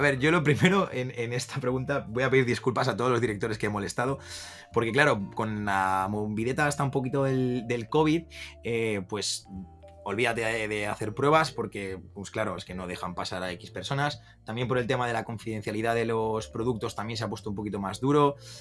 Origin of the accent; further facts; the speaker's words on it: Valencia, Valencian Community, Spain; moved away as an adult; also born or lived in Andalusia; now in Madrid, Spain; yo soy nacido en Andalucía, me mudé muy jovencito a Valencia